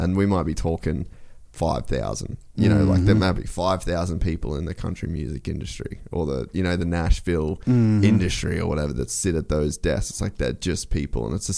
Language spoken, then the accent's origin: English; Australia; moved away; I'm Australian.